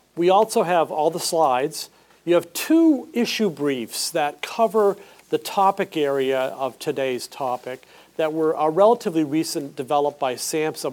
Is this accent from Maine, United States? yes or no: yes; Saco, Maine, United States; moved away; I'm actually from Maine uh, southern Maine, Saco, and I spent the weekend with my parents there